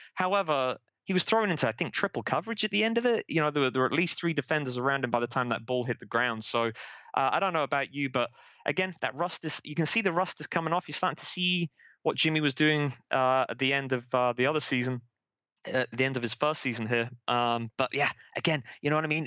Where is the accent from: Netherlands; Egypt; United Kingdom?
United Kingdom; Manchester, North West England; moved away as an adult; also born or lived in San Jose, United States; now in Vancouver, Washington, United States; I'm from Manchester in England originally. Moved out to the United States about ten years ago.